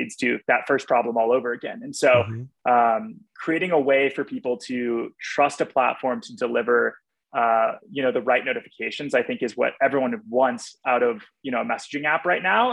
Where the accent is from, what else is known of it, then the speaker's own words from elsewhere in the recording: Texas, United States; moved away as an adult; also born or lived in Los Angeles; I grew up in Texas